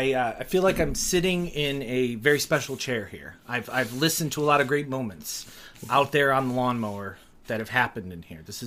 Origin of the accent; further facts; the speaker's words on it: Detroit, Michigan, United States; also born or lived in Ohio; Yes, I grew up in a suburb of Detroit, Michigan. But to two parents who came from Ohio, I was born in Ohio.